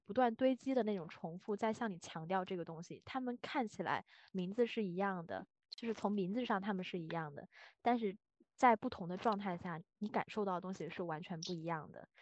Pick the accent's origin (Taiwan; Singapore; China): China; 我的家乡它这种性特质会更加明确